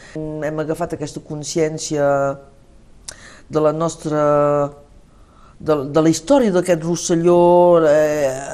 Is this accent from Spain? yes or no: no; Saint-Nazaire, Occitania, France; el meu poble de Sant Nazari